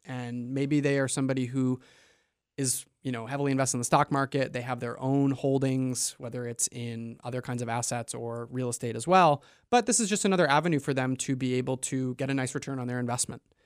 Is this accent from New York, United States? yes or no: yes; New York, United States; moved away as an adult; also born or lived in Maine; now in Portland, Maine, United States; I'm from away. I'm originally from New York, and I went to college up here, and I drank the Kool-Aid and stuck around